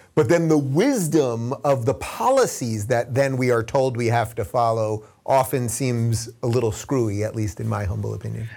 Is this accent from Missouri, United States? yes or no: no; Long Island, New York, United States; growing up on Long Island